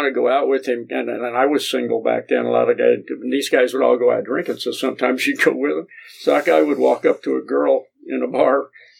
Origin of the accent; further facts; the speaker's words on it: Cincinnati, Ohio, United States; the group of us that had been born and raised in Cincinnati